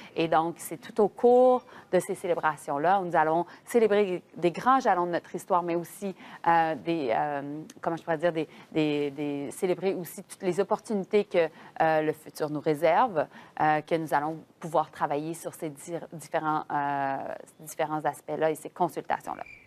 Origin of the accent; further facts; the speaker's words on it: Quebec, Canada; je suis québécoise, donc d'une province qui est, francophone